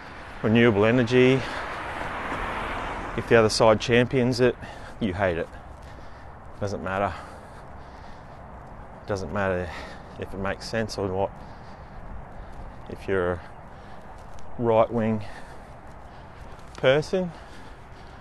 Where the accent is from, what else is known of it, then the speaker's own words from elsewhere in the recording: Queensland, Australia; I live in Queensland, Australia, our capital city, which I live a fair distance from because it's a big state